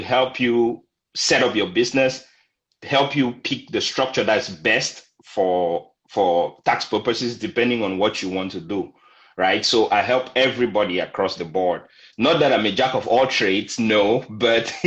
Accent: Cameroon; moved away as an adult; now in San Antonio, United States; I'm originally from Cameroon in Central Africa

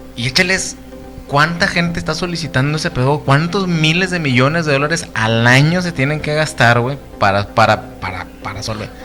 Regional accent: Mexico; moved away; also born or lived in United States; aquí en México

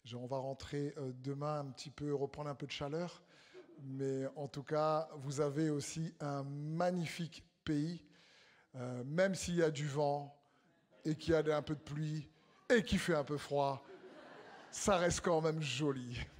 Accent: Réunion; on vient de l'île de la Réunion

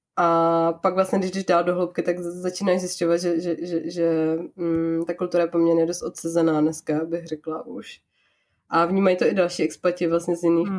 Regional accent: Czechia; now in Japan; u nás v Čechách

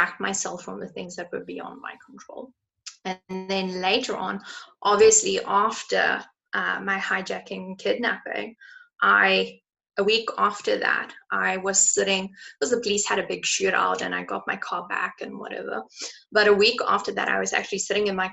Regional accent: South Africa; I grew up in South Africa where you get your license at the age of 18

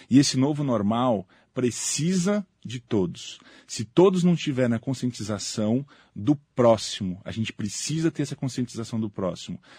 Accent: José Bonifácio, São Paulo, Brazil; born there; also born or lived in Santos; Eu nasci na cidade de José Bonifácio, no interior de São Paulo.

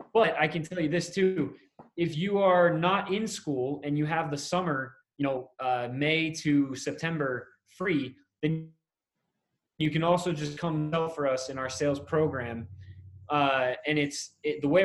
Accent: Middletown, New York, United States; moved away as an adult; I grew up in New York. I grew up in Middletown, New York, Orange County. So I lived there till I was 18, graduated high school.

